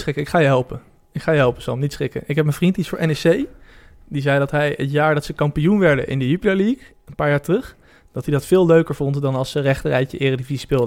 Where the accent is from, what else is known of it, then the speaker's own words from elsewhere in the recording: Netherlands; wij als Nederlanders